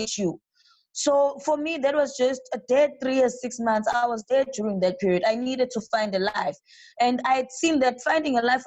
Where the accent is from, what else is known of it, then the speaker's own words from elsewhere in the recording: South Africa; moved away as an adult; now in Brazil; I'm from South Africa